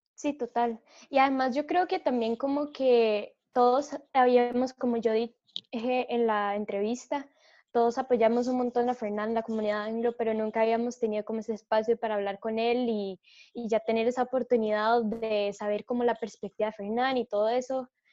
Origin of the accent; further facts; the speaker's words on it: Costa Rica; nosotros como costarricenses